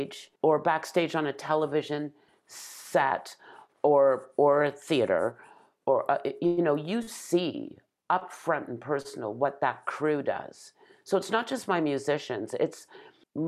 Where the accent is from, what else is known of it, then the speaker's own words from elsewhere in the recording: Toronto, Ontario, Canada; a little brown-skinned girl growing up in North Toronto